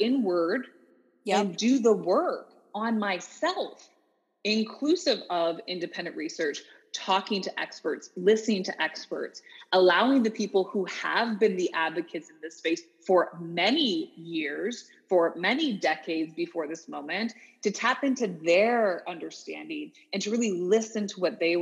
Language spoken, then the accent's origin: English; Canada; moved away as an adult; also born or lived in Orlando, Florida, United States; growing up as a Canadian, multicultural, yet I lived in the South. I lived in Orlando, Florida for 4 years